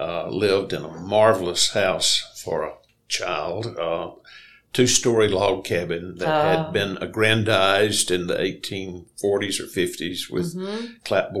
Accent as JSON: {"language": "English", "town": "Athens", "region": "Alabama", "country": "United States", "tie": "born or raised there", "said": "I kind of felt like I grew up in Mayberry mm-hmm. in that era, living in Athens, and we traveled around on our bicycles all over town."}